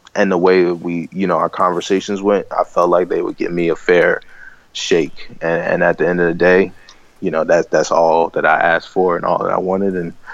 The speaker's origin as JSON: {"language": "English", "town": "Baltimore", "region": "Maryland", "country": "United States", "tie": "born or raised there"}